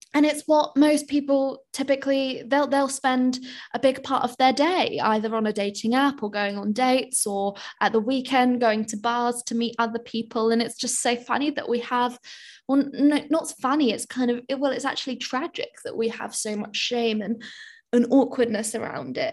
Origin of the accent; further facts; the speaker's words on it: United Kingdom; I'm British.